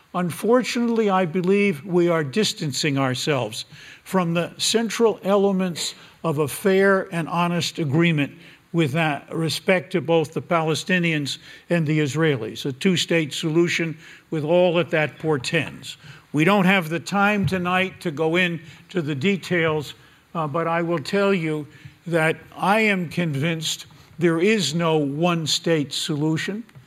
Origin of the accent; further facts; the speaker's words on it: United States; my country, America